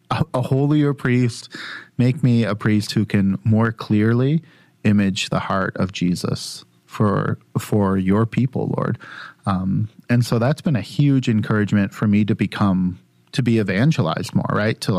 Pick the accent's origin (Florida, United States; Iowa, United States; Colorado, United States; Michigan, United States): Michigan, United States; Sterling Heights; Yeah, I grew up in Sterling Heights, so I'd take that.